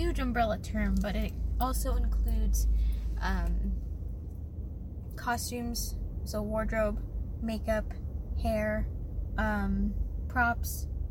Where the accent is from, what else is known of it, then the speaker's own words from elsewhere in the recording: San Jose, California, United States; I am from the Bay Area, California, San Francisco Bay Area, but not San Francisco itself. Uh, a city called San Jose